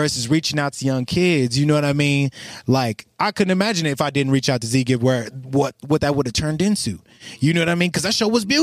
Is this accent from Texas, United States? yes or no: yes; Dallas, Texas, United States; I grew up in South Dallas and then I moved to North Dallas, which has a lot of money